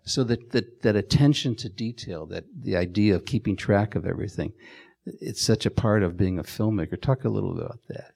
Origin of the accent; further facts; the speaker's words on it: Chicago, Illinois, United States; my growing up in Chicago